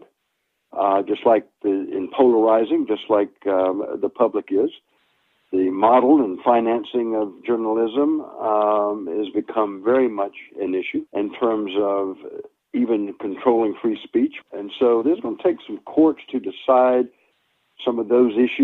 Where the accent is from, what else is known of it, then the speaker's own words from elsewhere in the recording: Boone, North Carolina, United States; moved away as an adult; also born or lived in Midwest / Chicago, Illinois / Rockford, Illinois; now in Virginia, United States; I'm a hillbilly from Boone, North Carolina